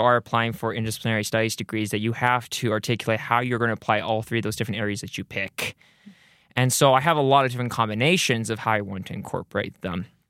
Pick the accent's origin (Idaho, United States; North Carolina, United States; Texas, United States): Idaho, United States; Rexburg; I grew up here in the Rexburg area